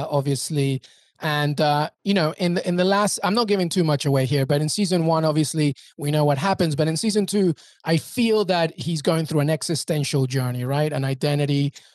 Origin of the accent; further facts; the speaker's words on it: England, United Kingdom; also born or lived in Peru; I'm Peruvian, but I grew up in England and I went to uni minutes from Richmond